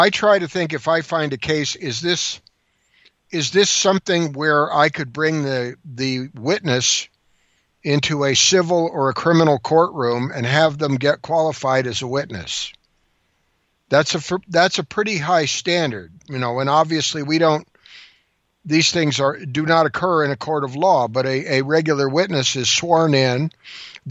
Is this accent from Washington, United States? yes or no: yes; Washington, United States; I'm from Washington State